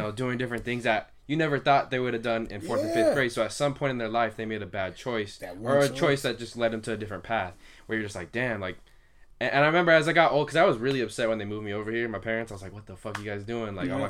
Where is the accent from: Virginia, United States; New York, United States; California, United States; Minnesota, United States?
California, United States; Santa Ana; maybe it's because I came from Santa Ana and my parents came from that kind of background.